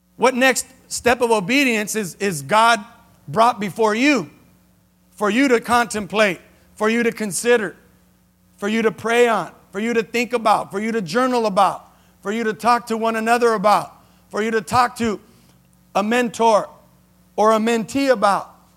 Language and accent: English; Los Angeles, California, United States; I was born in Los Angeles, raised in Keystone, ran the streets of Jameson. L A is my home